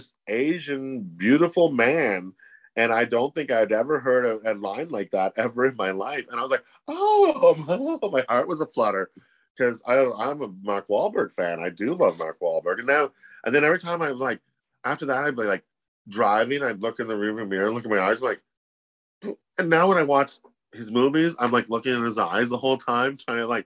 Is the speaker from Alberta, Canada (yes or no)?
no; Ottawa, Ontario, Canada; moved away as an adult; Ottawa, where I was from